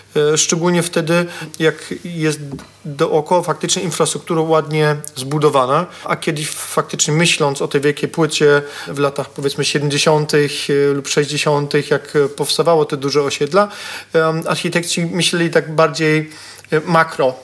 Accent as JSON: {"language": "Polish", "town": "Katowice", "region": "Silesian Voivodeship", "country": "Poland", "said": "jestem z Katowic"}